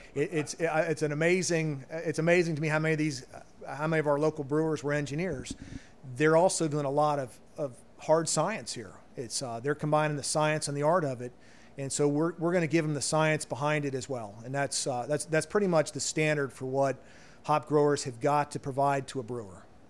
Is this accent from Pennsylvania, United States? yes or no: no; Loveland, Ohio, United States; moved away as an adult; growing up in Cincinnati